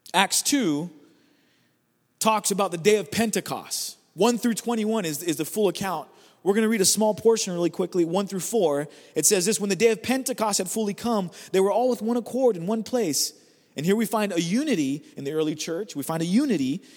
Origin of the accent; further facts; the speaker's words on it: California, United States; I'm just from California